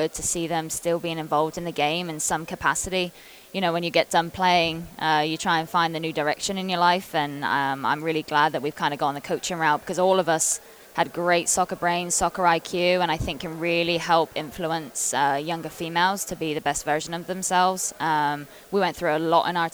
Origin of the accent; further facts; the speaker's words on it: England, United Kingdom; moved away as an adult; when I came over from England back in 2009 when I was 18